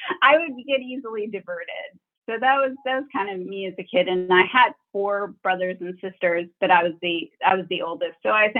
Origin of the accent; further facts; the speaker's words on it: Wisconsin, United States; Yeah, I grew up in Wisconsin, which I always say is a nice place to grow up.